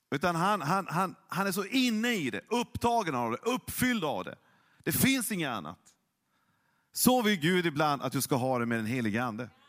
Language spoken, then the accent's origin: Swedish; Norrland, Sweden; jag är ju norrlänning, jag är egentligen inte känslosam. Det är väldigt saktmodig.